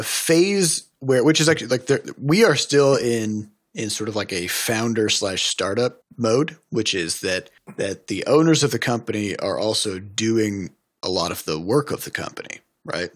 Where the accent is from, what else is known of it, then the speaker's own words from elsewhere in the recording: United States; I'm an American